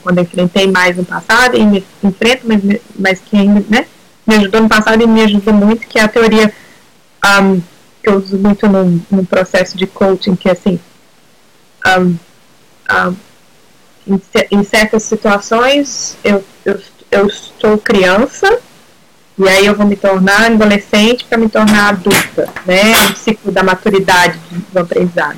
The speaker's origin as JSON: {"language": "Portuguese", "town": "Ouro Preto", "region": "Minas Gerais", "country": "Brazil", "moved": "as an adult", "lives_now": "New Zealand", "said": "sou de Minas Gerais, de Ouro Preto"}